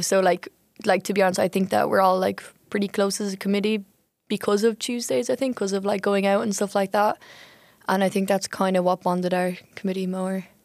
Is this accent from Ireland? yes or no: yes; Ireland; now in Utrecht, Netherlands; I'm from Ireland